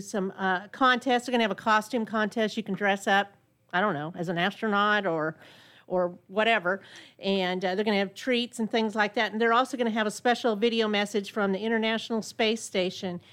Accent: Burbank, California, United States; now in Conroe, United States; my hometown of, uh, Burbank, California

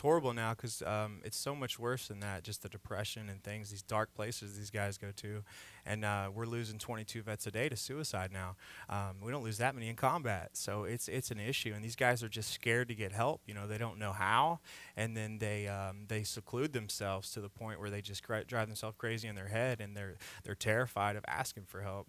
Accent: Indiana, United States; moved away as an adult; now in Texas, United States; I'm from Indiana originally.

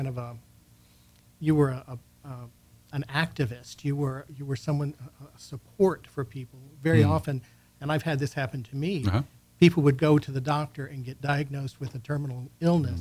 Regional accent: Houston, Texas, United States; moved away as an adult; also born or lived in Southern California / Romania / Russia; I'm from the exotic port of Southeast Houston. I grew up around Hobby Airport

